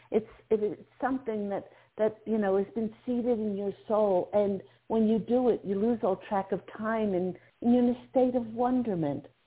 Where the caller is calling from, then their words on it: Pennsylvania, United States; I'm calling from Pennsylvania.